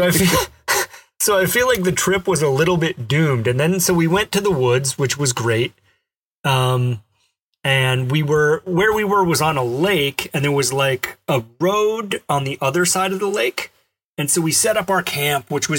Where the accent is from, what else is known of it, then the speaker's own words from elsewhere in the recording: Alabama, United States; I grew up in Alabama, and I did some camping there